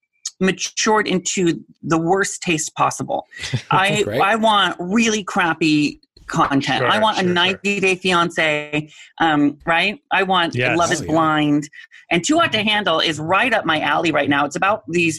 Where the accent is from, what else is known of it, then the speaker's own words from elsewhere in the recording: Washington, United States; now in Southern California, United States; I grew up in Washington State, so we know rain